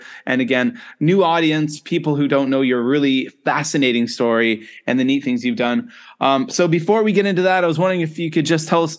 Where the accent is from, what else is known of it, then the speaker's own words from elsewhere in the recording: Canada; moved away as an adult; also born or lived in South Korea / Japan / China; now in Penang, Malaysia; I am a Canadian expat living in Penang, Malaysia at this moment. Over the past 21 years, I've lived in South Korea, Japan, and China. And now I am based here in Malaysia.